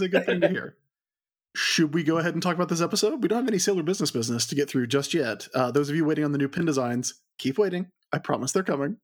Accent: American South, United States; accent: Southern; as I age, my accent is getting thicker

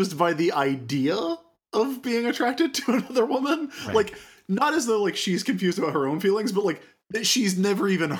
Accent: the South, United States; I grew up in the South

